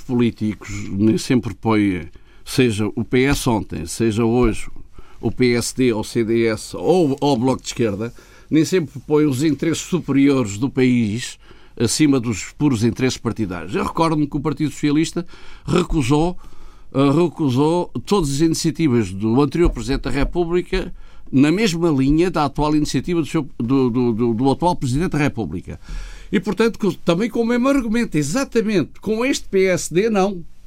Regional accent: Portugal; como português

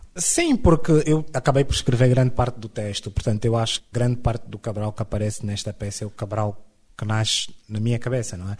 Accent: Luanda, Luanda Province, Angola; Eu nasci em Luanda

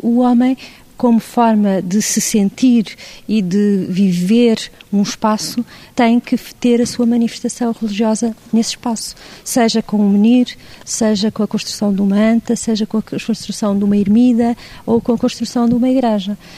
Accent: Portugal; ela faz parte da nossa identidade cultural como portugueses que somos

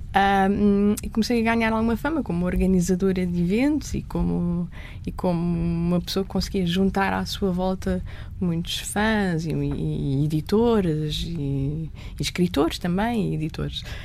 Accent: Lisbon, Portugal; As minhas recordações mais antigas são já em Lisboa, num restaurante que nós tínhamos por baixo da nossa casa

